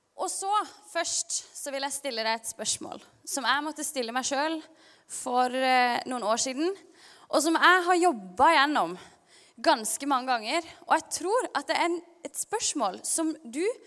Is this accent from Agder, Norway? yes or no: yes; Kristiansand, Agder, Norway; also born or lived in Stavanger; når vi flytta fra Stavanger til Kristiansand da jeg var ca. seks år